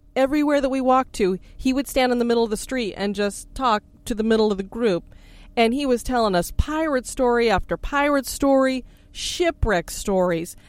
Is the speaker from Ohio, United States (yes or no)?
no; Florida, United States; we come from Florida